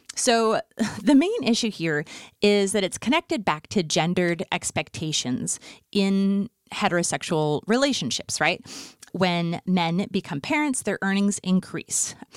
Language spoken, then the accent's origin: English; Fargo, North Dakota, United States; moved away; also born or lived in Los Angeles; growing up in Fargo, North Dakota in the nineties